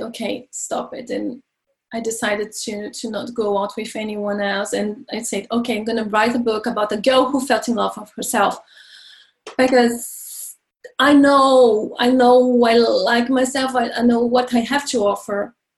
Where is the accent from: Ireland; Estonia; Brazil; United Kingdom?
Brazil; moved away as an adult; now in France; I'm from Brazil and I moved to France when I was uh, 22